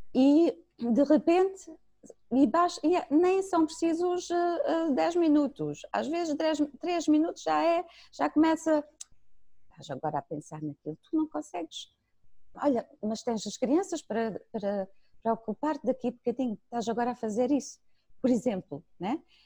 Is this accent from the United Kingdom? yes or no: no; Germany; moved away; cresci na Alemanha